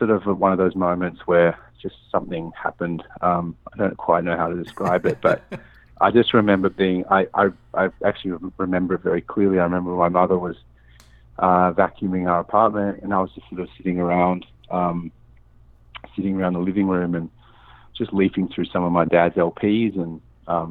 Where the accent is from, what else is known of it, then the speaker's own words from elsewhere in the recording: Sydney, New South Wales, Australia; moved away as an adult; also born or lived in New York, United States; now in Los Angeles, United States; I grew up in Sydney